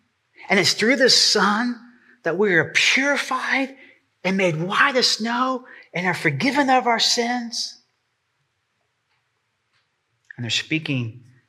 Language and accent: English; Texas, United States; now in East Tennessee, United States; I have to say that right. I'm so East Tennessee now. Rowboat, like a rowboat. I'm from Texas.